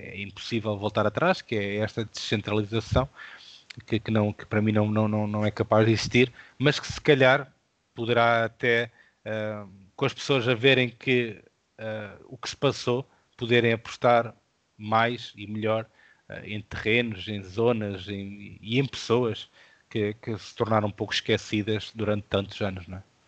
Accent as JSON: {"language": "Portuguese", "region": "interior of Portugal", "country": "Portugal", "tie": "born or raised there", "said": "interior, de onde eu sou natural"}